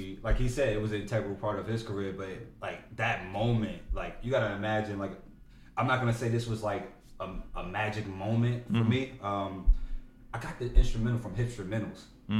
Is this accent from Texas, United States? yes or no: no; Newark, New Jersey, United States; They don't think I'm from Newark.